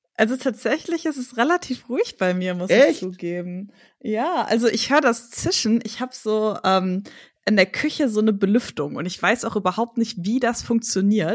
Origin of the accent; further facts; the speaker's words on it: Hagen, North Rhine-Westphalia, Germany; moved away as an adult; also born or lived in Hamburg; now in Berlin, Germany; Ich komme tatsächlich aus Hagen